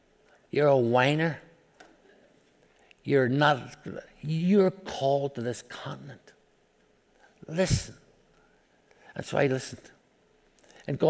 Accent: Belfast, Northern Ireland, United Kingdom; I grew up in Belfast, Northern Ireland

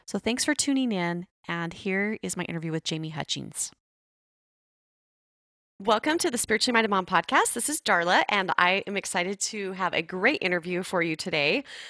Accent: Arizona, United States; born there; Well, I was born in Arizona, then I moved away, then I came back. But yes, I love Arizona.

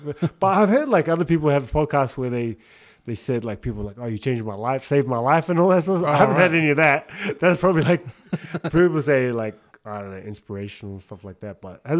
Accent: Australia; I listen to an Aussie one because I'm Aussie as well.

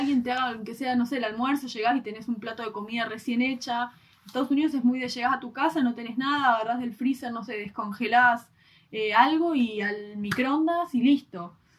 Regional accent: Argentina; como los argentinos lo conocemos

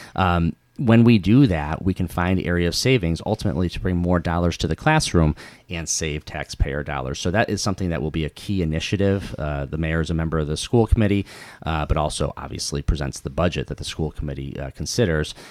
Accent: Pittsfield, Massachusetts, United States; I was born and raised here.

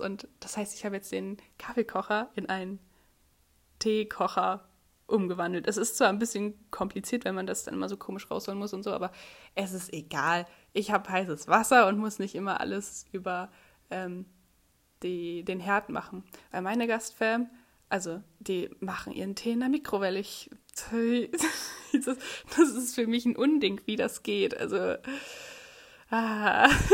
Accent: Germany; dass ich Deutsche bin

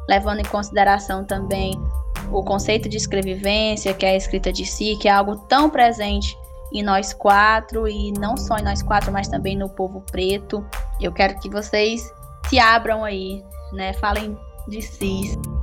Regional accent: Sertão Central, Ceará, Brazil; Somos do Ceará, no Sertão Central

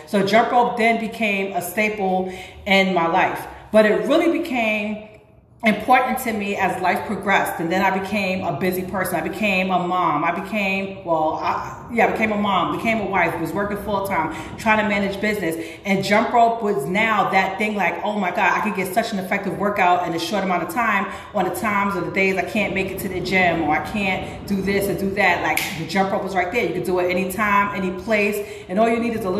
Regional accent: New York City, New York, United States; also born or lived in Harlem; I was born and raised in the Bronx, but I always went to school in Harlem

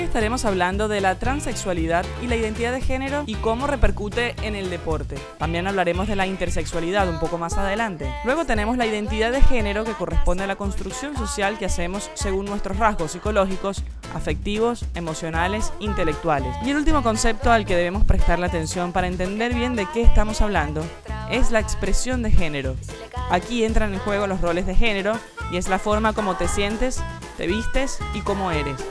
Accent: Caracas, Capital District, Venezuela; yo soy de Caracas

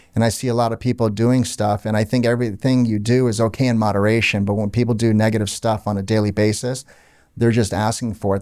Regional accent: Orlando, Florida, United States; also born or lived in Canada; I grew up in Orlando, Florida. My parents were Lebanese, as you know. Um, I was born in Canada, but lived in Orlando pretty much my whole life.

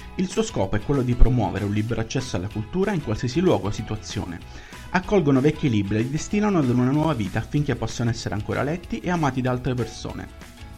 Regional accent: Rome, Lazio, Italy; also born or lived in Syria; Io sono nata in Siria e a tre anni sono arrivata qua a Roma.

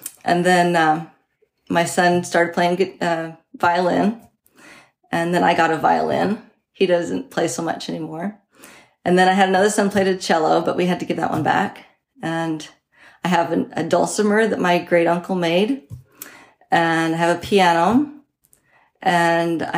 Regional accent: Selah, Washington, United States; I grew up in Selah, Washington. It's just outside Yakima

